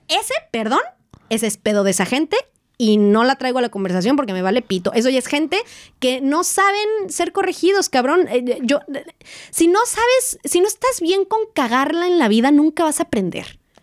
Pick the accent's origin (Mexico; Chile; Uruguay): Mexico; moved away as an adult; en donde yo nací y crecí, en México